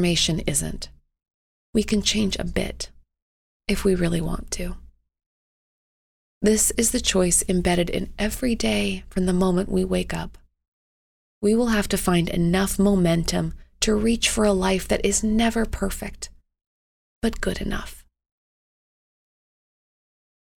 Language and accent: English; Canada; as a Canadian